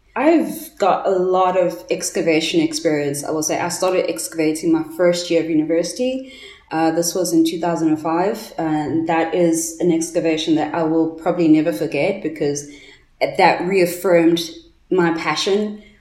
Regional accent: Johannesburg, Gauteng, South Africa; I'm from Johannesburg, so I'm in Gauteng

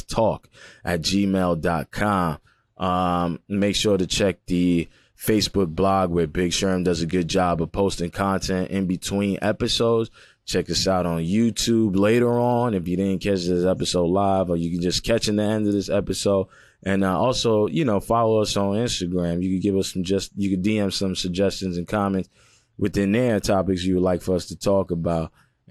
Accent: New York City, New York, United States; I'm from Brooklyn

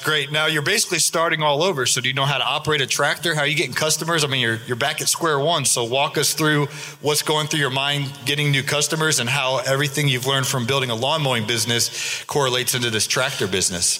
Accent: Georgia, United States; my home state, Georgia.

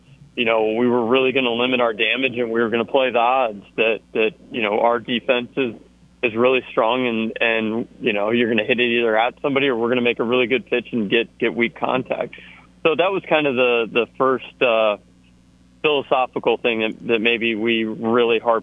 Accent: Georgia, United States; moved away as an adult; now in Auburn, United States; I grew up in Georgia

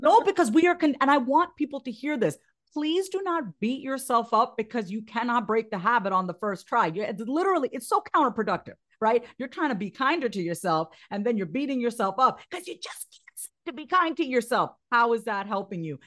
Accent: Long Island, New York, United States; I grew up on Long Island. I'm a first generation Indian immigrant.

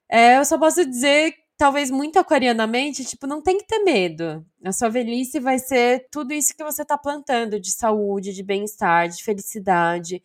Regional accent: São Bernardo do Campo, São Paulo, Brazil; eu sou de São Bernardo

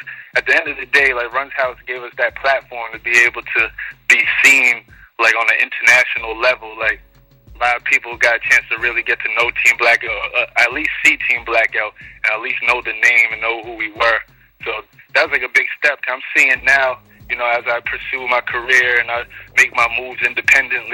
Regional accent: New York City, New York, United States; I was born and raised in Queens, so I'm a Queens native.

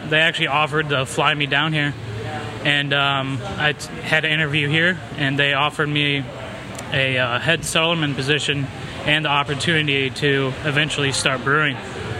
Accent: Illinois, United States; also born or lived in North Carolina; now in Florida, United States; I'm from Illinois.

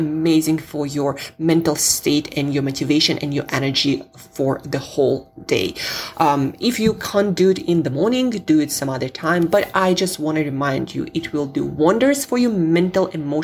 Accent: Siberia, Russia; I'm from Siberia

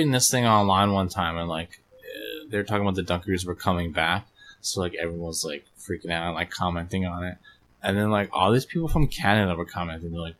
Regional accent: Pennsylvania, United States; I grew up in Pennsylvania

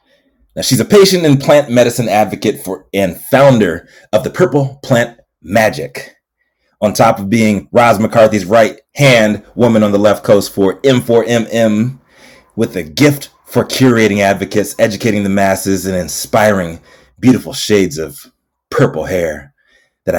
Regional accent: Northern Virginia, United States; also born or lived in Chicago; now in Los Angeles, United States; Growing up in Northern Virginia, man, I was a big Washington football team fan

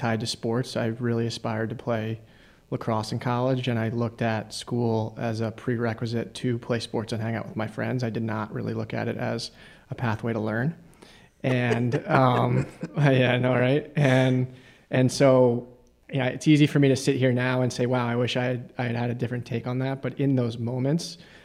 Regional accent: suburbs outside of Philadelphia, Pennsylvania, United States; I grew up in the suburbs outside of Philadelphia

